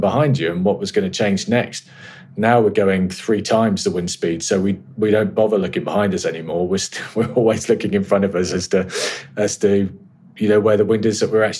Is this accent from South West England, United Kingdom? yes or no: yes; Carrick Roads and the Fal Estuary, South West England, United Kingdom; I grew up sailing in the Carrick Roads and off the Fal Estuary.